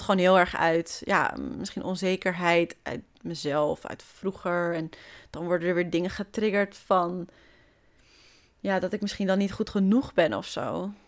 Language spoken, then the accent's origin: Dutch; Hoofddorp, North Holland, Netherlands; born or raised there; now in Amsterdam, Netherlands